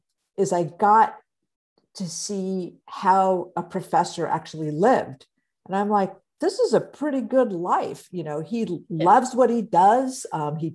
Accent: Stockton, California, United States; moved away as an adult; now in San Diego, United States; I grew up in Stockton in San Joaquin County.

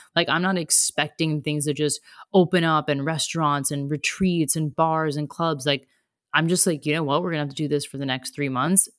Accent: United States; moved away as an adult; also born or lived in Australia; now in Germany

